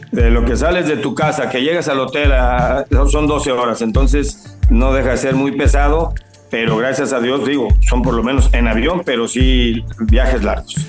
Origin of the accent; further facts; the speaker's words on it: Guadalajara, Jalisco, Mexico; moved away as an adult; also born or lived in Colima / León; tanto en Colima, y que fue donde nací, más en Guadalajara fueron muchos años, todos mis estudios y mi carrera, la verdad, en Chivas, desde los ocho años en Chivas